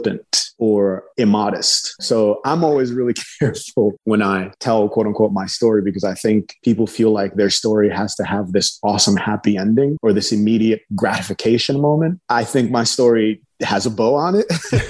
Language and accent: English; Nigeria; I'm from Nigeria